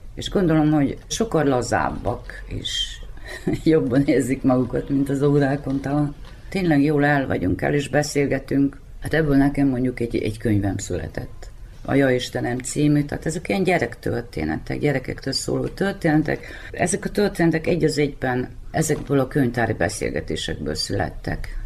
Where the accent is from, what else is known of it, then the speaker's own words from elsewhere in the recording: Muzlja, Vojvodina, Serbia; also born or lived in Zrenjanin; 1958. március 13-án születtem. Nagybecskereken, de különben tőzsgyökeres muzslai vagyok